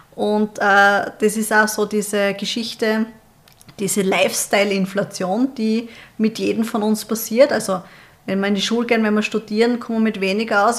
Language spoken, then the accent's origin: German; Austria